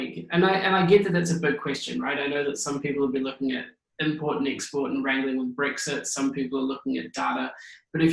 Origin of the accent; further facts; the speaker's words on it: New Zealand; as a Kiwi